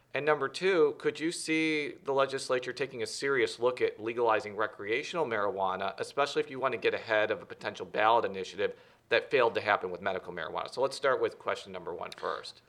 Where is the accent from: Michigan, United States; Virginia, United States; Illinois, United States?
Illinois, United States; I'm from Illinois